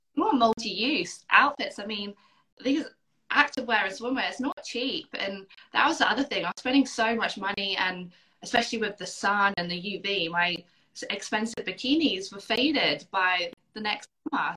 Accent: United Kingdom; moved away as an adult; now in Perth, Australia; I grew up on an island close to the sea

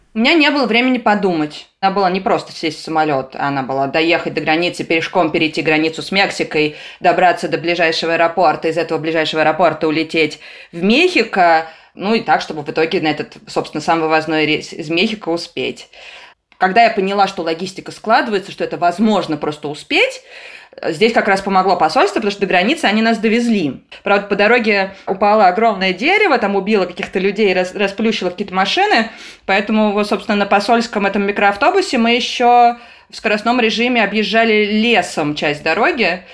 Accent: Saint Petersburg, Russia; я из Петербурга

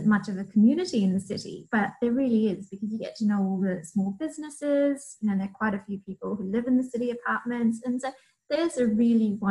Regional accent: Fiji; moved away; I'm originally from Fiji

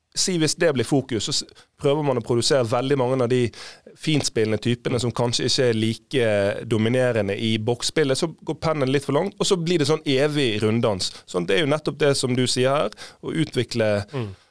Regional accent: Fana, Vestland, Norway; vi var sånn små unger, husker jeg, hjemme i Fane

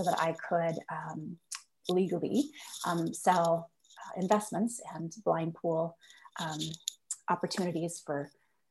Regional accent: Nova Scotia, Canada; moved away as an adult; also born or lived in United States / Halifax; I am originally from Nova Scotia. I was born and raised here through high school

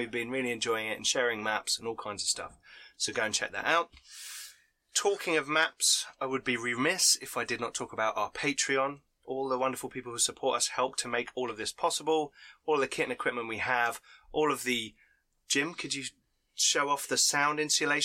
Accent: United Kingdom; we're British

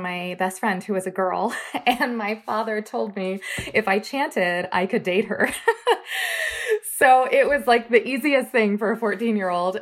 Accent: Florida, United States; now in Minneapolis, United States; I grew up in Florida

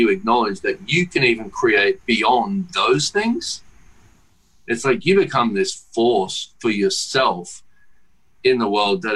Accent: Australia; I come from Australia and I have to fly fucking 20 hours to get there

